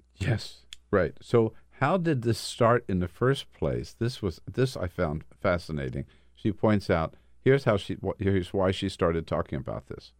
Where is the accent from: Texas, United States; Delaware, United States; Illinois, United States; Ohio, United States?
Delaware, United States; Delaware City; growing up in Delaware City, our grandfather